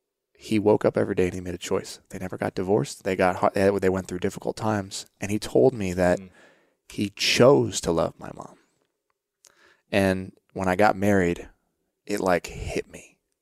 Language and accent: English; Oregon, United States; I saw we grew up part time in Oregon, and I saw my friends' friends were camping and hunting and fishing